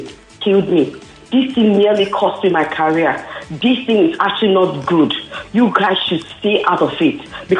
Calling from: Abule Egba, Lagos, Nigeria; I'm calling from Abulegba.

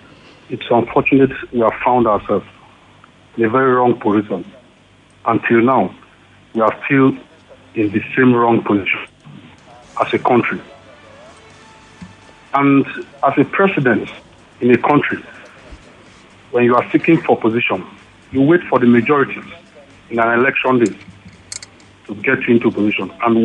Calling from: Ikeja, Lagos, Nigeria; I'm calling from Ikeja.

